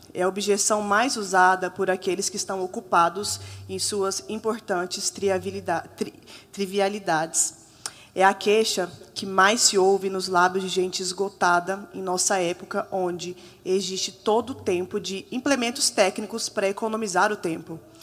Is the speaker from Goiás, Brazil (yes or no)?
yes; Goiânia, Goiás, Brazil; lá de Goiânia